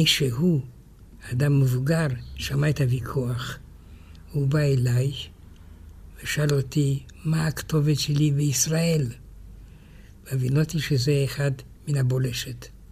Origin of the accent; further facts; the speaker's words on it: France; also born or lived in Romania; now in Israel; כשהייתי ילד בצרפת